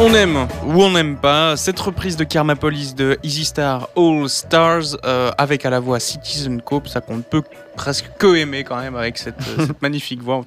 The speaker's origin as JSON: {"language": "French", "region": "Wallonia", "country": "Belgium", "tie": "born or raised there", "also_born_or_lived": "Brussels", "said": "on est originaire de Wallonie, malgré qu'on soit à Bruxelles, ici à Radio Panique"}